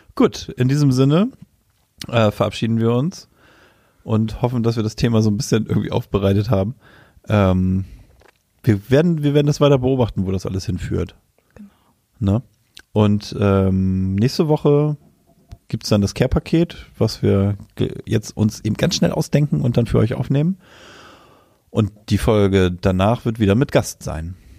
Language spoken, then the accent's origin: German; Germany; weil ich ja auch in Deutschland geboren bin